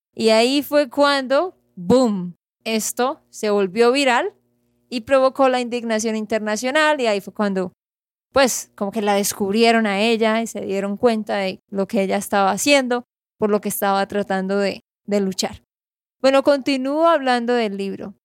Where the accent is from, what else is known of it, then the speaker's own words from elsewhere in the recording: Santander, Colombia; de Santander, Colombia